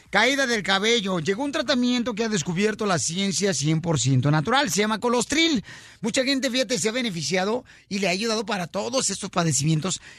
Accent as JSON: {"language": "Spanish", "country": "Mexico", "lives_now": "Los Angeles, United States", "said": "yo cuando llegué de México acá me madreado el smog, pero yo estaba güerito así"}